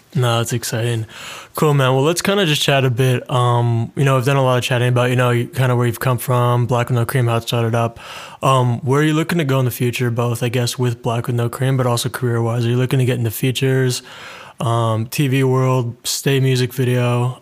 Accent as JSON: {"language": "English", "country": "Canada", "moved": "as an adult", "lives_now": "London, United Kingdom", "said": "I'm Canadian, but I moved to London in the U K"}